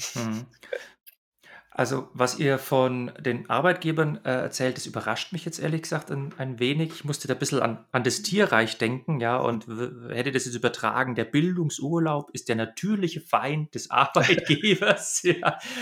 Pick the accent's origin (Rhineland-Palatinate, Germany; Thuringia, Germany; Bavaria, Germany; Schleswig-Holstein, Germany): Bavaria, Germany; ich komme ja aus Bayern.